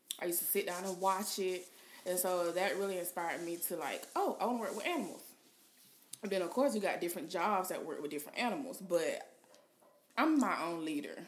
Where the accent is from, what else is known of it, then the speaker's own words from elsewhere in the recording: Georgia, United States; moved away as an adult; now in Florida, United States; I am from Georgia. You may hear it a little bit. Some people say I have an accent